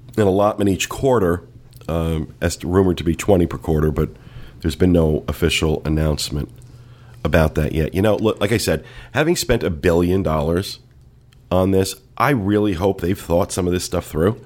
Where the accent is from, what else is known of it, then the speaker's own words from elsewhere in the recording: New Jersey, United States; I'm from New Jersey